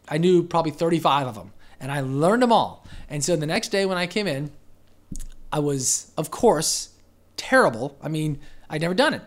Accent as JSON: {"language": "English", "town": "Pensacola", "region": "Florida", "country": "United States", "tie": "born or raised there", "also_born_or_lived": "Denver, Colorado / Westminster, Colorado", "said": "I was four, and I've been here ever since. So, no, I wasn't born here, but, you know, I went to preschool, elementary, middle, high, college from U W F, uh, and, and P S E, as a matter of fact. So, yeah, I'm, I'm essentially from here"}